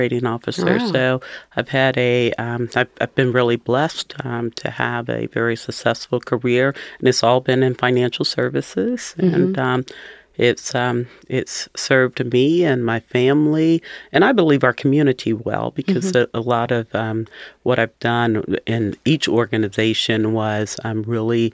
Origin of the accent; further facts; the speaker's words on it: Cincinnati, Ohio, United States; I was born and raised in Cincinnati. I've been here my entire life, and from the west side of town